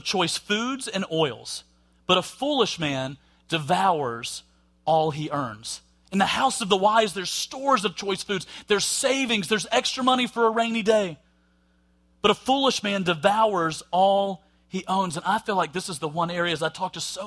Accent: Alabama, United States; accent: Southern; with my accent and stuff and gone, oh, well, you must be from the South in Alabama. I am, and I'm proud

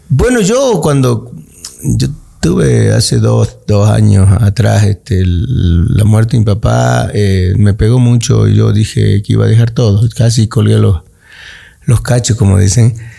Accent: Villamontes, Tarija, Bolivia; a mi pueblo, a Villamonte, a mi Chaco

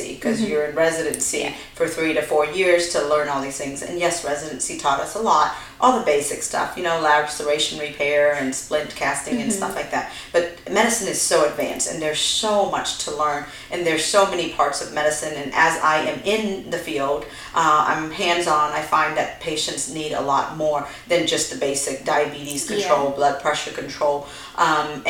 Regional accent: Vietnam; now in United States; we're refugees from Vietnam, so we came over to America in 1993

